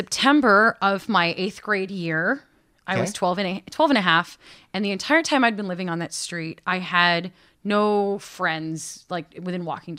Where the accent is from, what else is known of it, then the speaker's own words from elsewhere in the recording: Connecticut, United States; moved away as an adult; now in Boston, United States; I grew up in the American Northeast. Okay. I am from Connecticut.